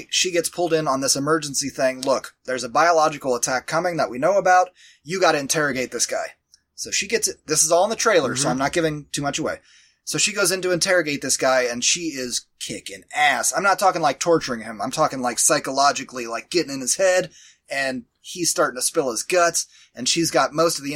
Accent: the South, United States; I'm from the South

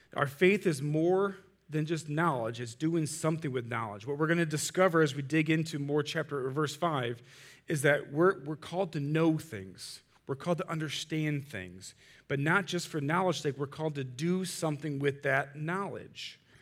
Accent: Munster, Indiana, United States; I grew up in Munster

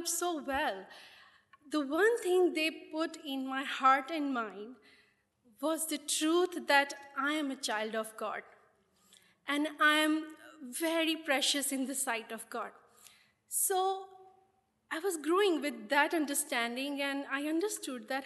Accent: India; as a Christians in India, though we are Indian

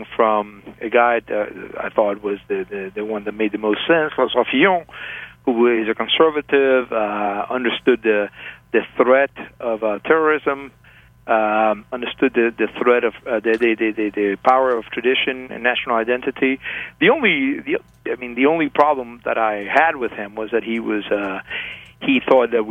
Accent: Havana, Cuba; moved away; also born or lived in Paris / Hong Kong; I was born in Havana, Cuba

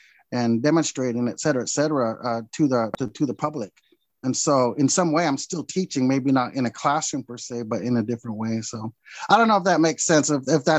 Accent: Lewiston, Idaho, United States; here in my hometown, my home area

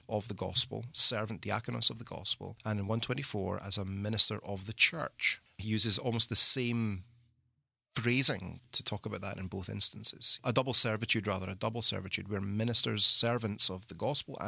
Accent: Scotland, United Kingdom; moved away as an adult; also born or lived in London, England; now in Mississippi, United States; being Scottish

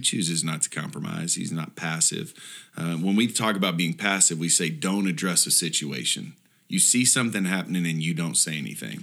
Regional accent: Houston, Texas, United States; I grew up in Houston

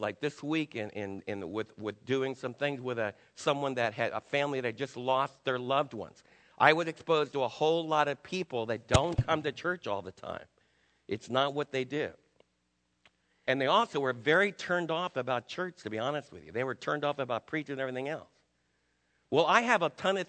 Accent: New York, United States; I was raised in New York

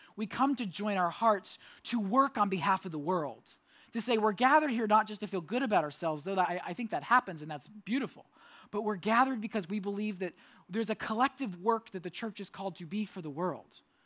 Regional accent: Orlando, Florida, United States; moved away; I lived in Orlando. I grew up in Orlando

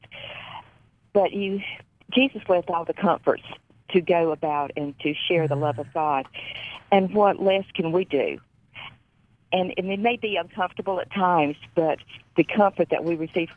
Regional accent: North Carolina, United States; North Carolina. I forgot my home state.

